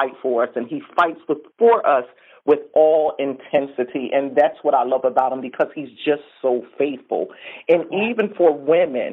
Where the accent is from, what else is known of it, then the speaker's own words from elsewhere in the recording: Philadelphia, Pennsylvania, United States; I'm from Philadelphia, born and raised